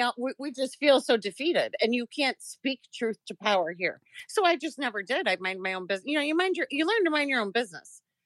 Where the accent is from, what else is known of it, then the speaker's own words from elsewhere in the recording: Chicago, Illinois, United States; I am born and raised in Chicago.